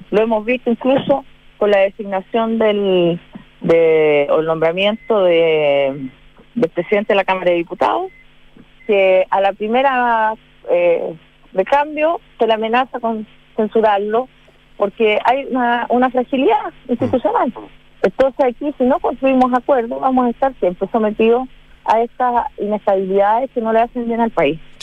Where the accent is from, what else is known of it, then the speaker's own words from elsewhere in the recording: Chile; como chilenos